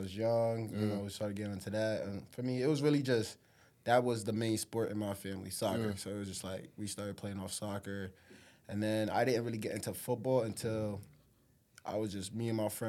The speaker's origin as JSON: {"language": "English", "town": "New Haven", "region": "Connecticut", "country": "United States", "tie": "born or raised there", "also_born_or_lived": "Africa", "said": "I was born in Africa, came down to Connecticut when I was what, 4 or 5 years old"}